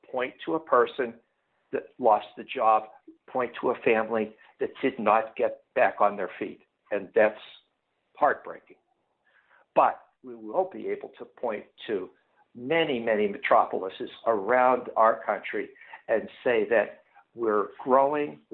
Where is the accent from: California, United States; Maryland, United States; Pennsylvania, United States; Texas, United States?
Pennsylvania, United States; Pittsburgh; moved away as an adult; now in Chicago, United States; I grew up in Pittsburgh